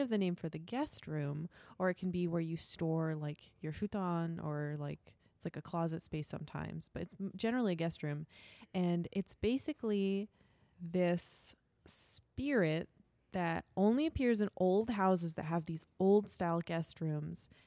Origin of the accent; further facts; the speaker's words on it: Connecticut, United States; I'm from Connecticut